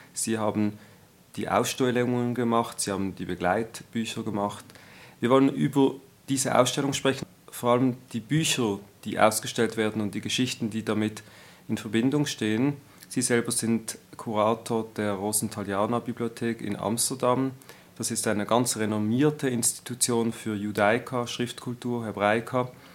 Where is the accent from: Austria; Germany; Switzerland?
Switzerland; Als Schweizer Jude